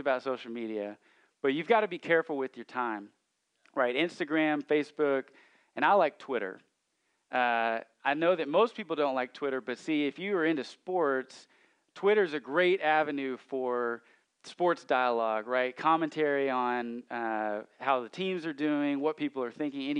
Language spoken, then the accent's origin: English; Central Arkansas, United States; I grew up in Central Arkansas, and we sing hymns in my church